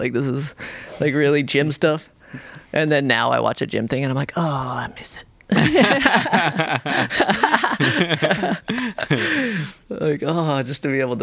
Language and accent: English; Salt Lake City, Utah, United States; now in Washington, United States; I grew up in Salt Lake City